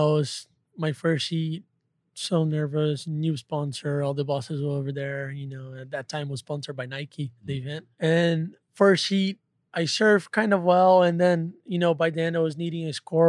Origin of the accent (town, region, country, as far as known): Brazil